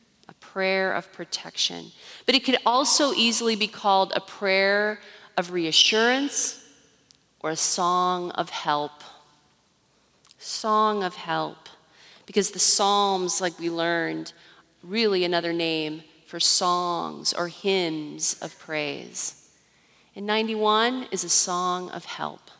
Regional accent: Iowa, United States; Growing up in Iowa, tornadoes were always a really near threat in the summertime.

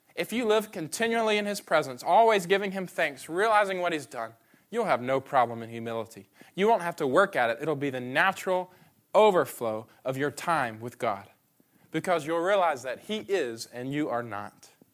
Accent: Atlanta, Georgia, United States; now in Memphis, United States; I'm from Atlanta

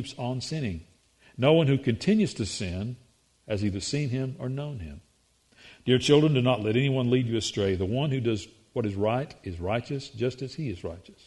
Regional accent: the South, United States; we articulate the English language here in the South

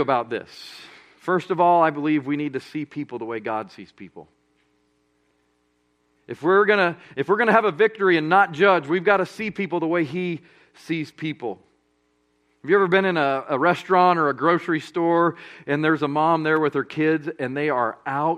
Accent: Colorado Springs, Colorado, United States; moved away as an adult; now in Birmingham, United States; I grew up in Colorado Springs, Colorado

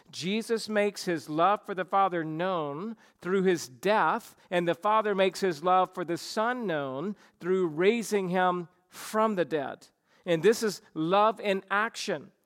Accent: the South, United States; I grew up in the South

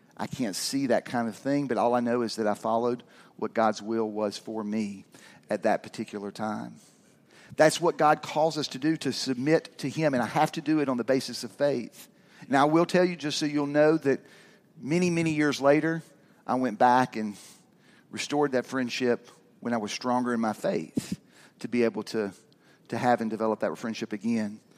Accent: Georgia, United States; also born or lived in Kentucky; I moved to Georgia when I was six from Kentucky

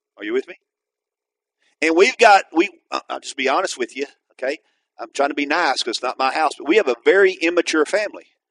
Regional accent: Atoka, Oklahoma, United States; where I went back to start a church was in my hometown

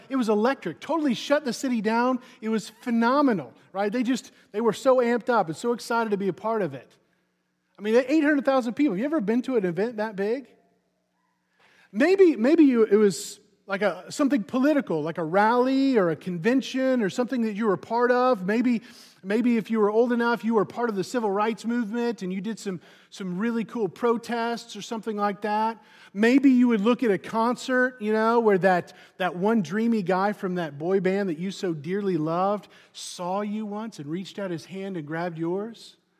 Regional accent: Missouri, United States; I'm from Missouri, so you, we have a very rich baseball heritage in Missouri

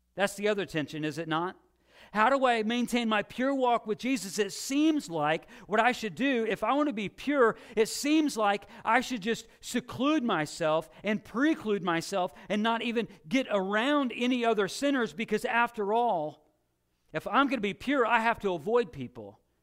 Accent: Illinois, United States; when I was a kid and growing up in Illinois

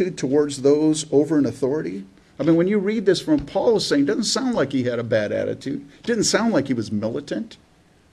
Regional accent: California, United States; born or raised there; also born or lived in Canada

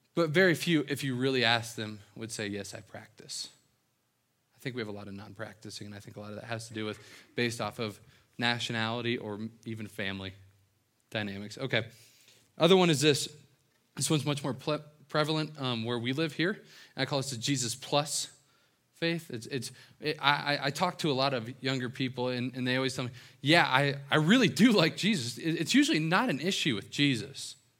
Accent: right outside of Cincinnati, Ohio, southeastern Indiana, United States; moved away; this is my hometown. Um, right outside of Cincinnati, Ohio, s, southeastern Indiana

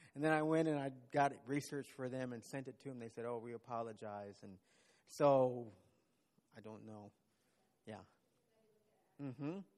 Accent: Texas, United States; moved away as an adult; now in Uganda; as a Texan

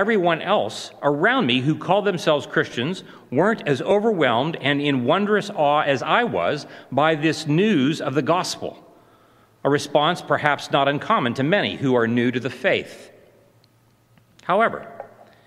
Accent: Mount Pleasant, Ohio, United States; I grew up in Ohio, in the small town of Mount Pleasant, population 800

